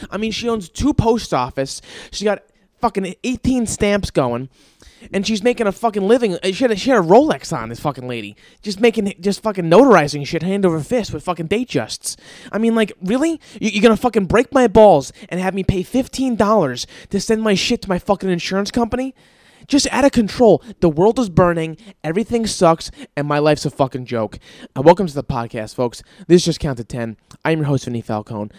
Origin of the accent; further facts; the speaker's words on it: East Coast, United States; moved away; I'm from the East Coast